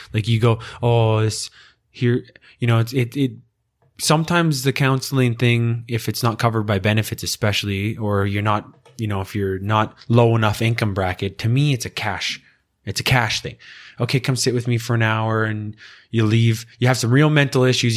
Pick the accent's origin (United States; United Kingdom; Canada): Canada; as a Canadian